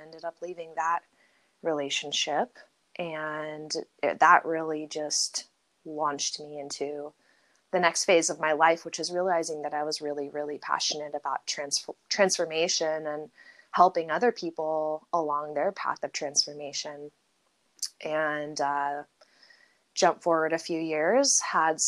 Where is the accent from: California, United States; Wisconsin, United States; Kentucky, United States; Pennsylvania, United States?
California, United States; San Diego; I'm from San Diego originally, born and raised in San Diego